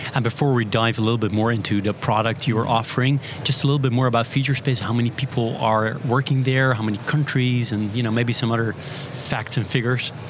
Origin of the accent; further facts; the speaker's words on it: Netherlands; We're live from Money 2020 in Amsterdam, my home country.